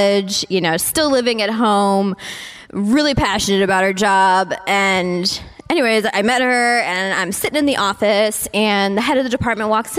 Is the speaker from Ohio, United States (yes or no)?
yes; Cleveland, Ohio, United States; I'm from Cleveland